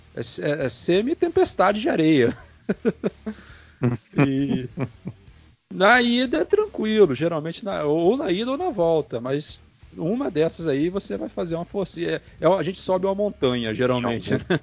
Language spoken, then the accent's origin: Portuguese; Campos dos Goytacazes, Rio de Janeiro, Brazil; eu moro aqui em Campos, né? Eu sou daqui de Campos